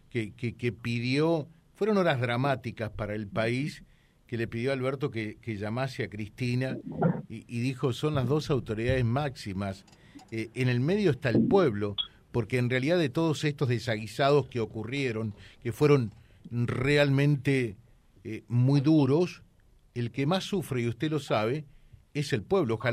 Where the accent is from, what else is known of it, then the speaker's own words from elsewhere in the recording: Argentina; y lo digo como argentino, eh, más que como periodista y fuera de toda valoración ideológica